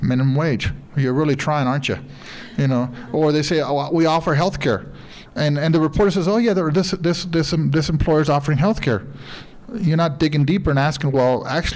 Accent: Sinaloa, Mexico; moved away; I'm from Sinaloa

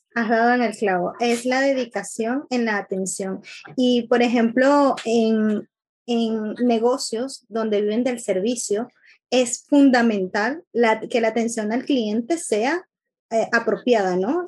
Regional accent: Venezuela; un compatriota de mi tierra

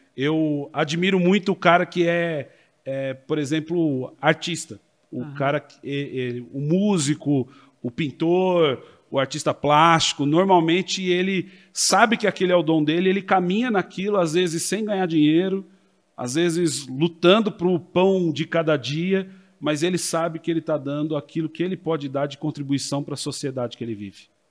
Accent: Americana, São Paulo, Brazil; Sou nascido em Americana, vivi parte da minha vida na cidade de São Paulo, regressei ao interior já num período é, entre a minha juventude e fase adulta

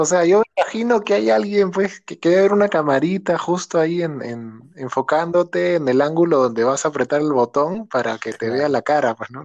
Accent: Lima, Peru; nosotros somos del barrio de acá de San Juan del Urigancho

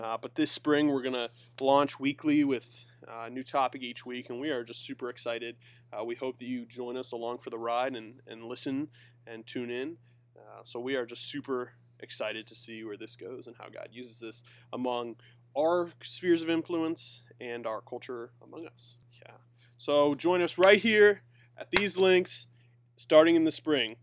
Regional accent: Pennsylvania, United States; I grew up in PA

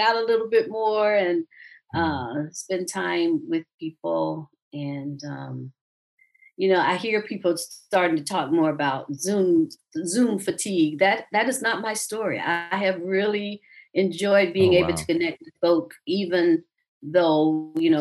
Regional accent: South Georgia, United States; moved away as an adult; now in Atlanta, United States; I grew up in South Georgia

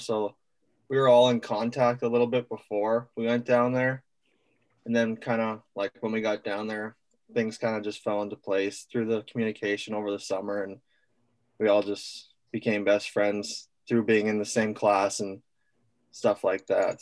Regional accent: Winnipeg, Manitoba, Canada; I'm from Winnipeg, Manitoba.

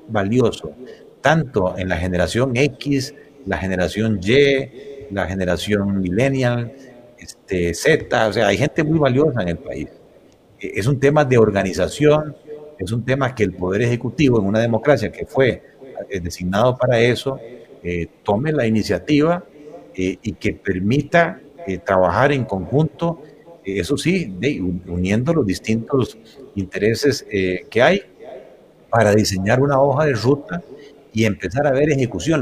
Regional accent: Costa Rica; me heredaron este país, me dieron la educación primaria, secundaria, universitaria también, prácticamente gratuita

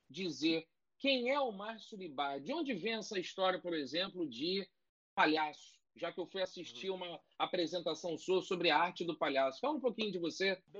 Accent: Rio de Janeiro, Brazil; Eu tô com 54 morando no subúrbio

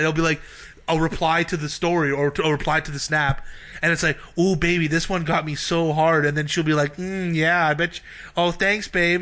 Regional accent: Brampton, Ontario, Canada; I grew up in Brampton

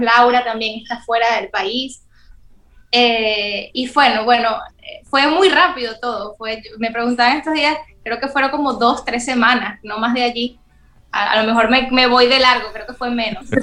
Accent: Venezuela; moved away as an adult; now in Dominican Republic; mi tierra Venezuela

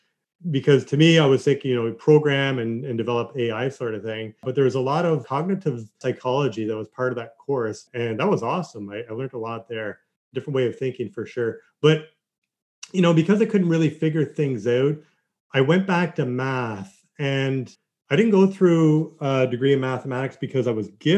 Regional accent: Kingston, Ontario, Canada; I grew up in Kingston

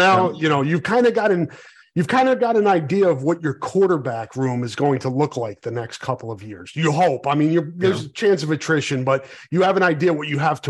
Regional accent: Iowa City, Iowa, United States; My kids go to City High. I'm from Iowa City. I live on the east side of Iowa City.

